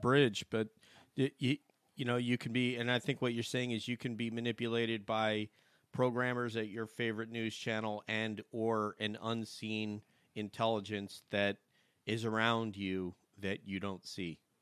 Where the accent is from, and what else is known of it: New York, United States; born or raised there; moved away